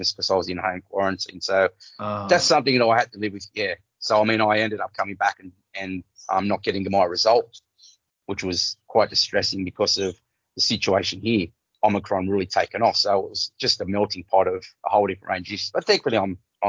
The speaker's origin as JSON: {"language": "English", "town": "Cardiff", "region": "New South Wales", "country": "Australia", "said": "I'm from Cardiff."}